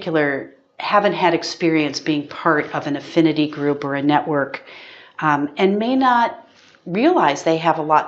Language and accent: English; United States; as an American